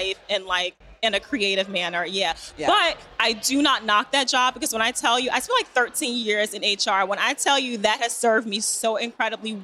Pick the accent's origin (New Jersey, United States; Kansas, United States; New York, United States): New Jersey, United States; Newark; I grew up in Newark, New Jersey.